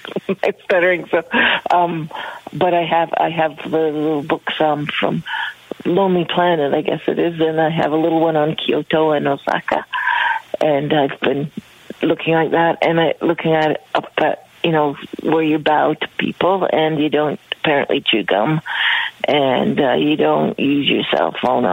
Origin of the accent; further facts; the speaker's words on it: Canada; know I'm from Canada.